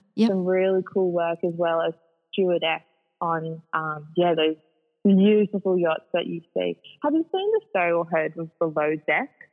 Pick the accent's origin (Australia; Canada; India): Australia; Sydney, New South Wales; I'm a Sydney girl, born and raised. Mm-hmm. So I was brought up predominantly on the northern beaches